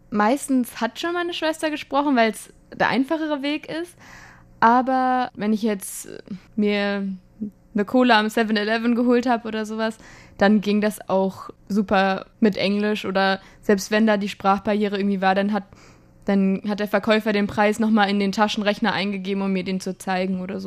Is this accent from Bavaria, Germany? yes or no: no; Frankfurt, Hesse, Germany; also ich komme ja aus Frankfurt